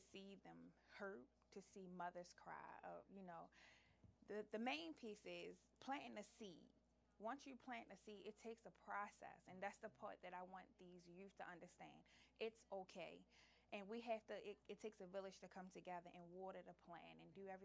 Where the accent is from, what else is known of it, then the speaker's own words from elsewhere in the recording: Baltimore, Maryland, United States; I'm from Baltimore, Maryland